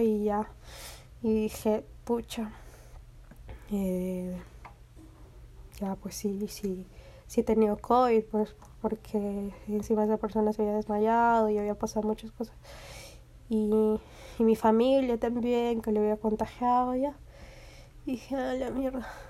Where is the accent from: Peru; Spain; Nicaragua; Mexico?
Peru; aquí en mi país, en Perú